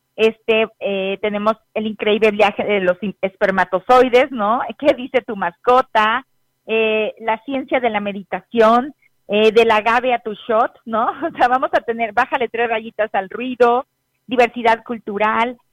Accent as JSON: {"language": "Spanish", "area": "Huasteca Potosina", "region": "San Luis Potosí", "country": "Mexico", "moved": "yes", "said": "soy Huasteca Potosina"}